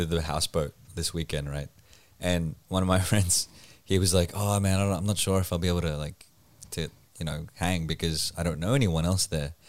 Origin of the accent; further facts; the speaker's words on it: Philippines; my Filipino nature